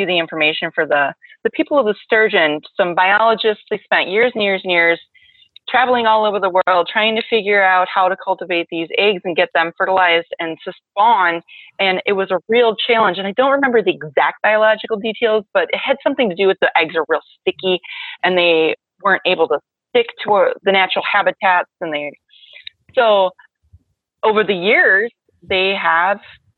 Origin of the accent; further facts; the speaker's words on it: Milwaukee, Wisconsin, United States; Wisconsin, southeastern Wisconsin, right in Milwaukee